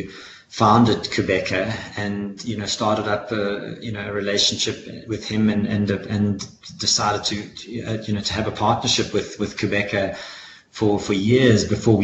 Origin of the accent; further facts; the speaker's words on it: South Africa; I'm a South African